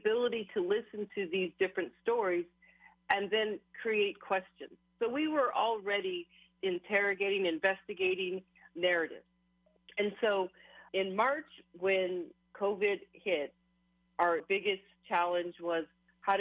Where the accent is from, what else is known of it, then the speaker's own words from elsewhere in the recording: Hawaii, United States; it was definitely a struggle being Hawaiian Kanakamoli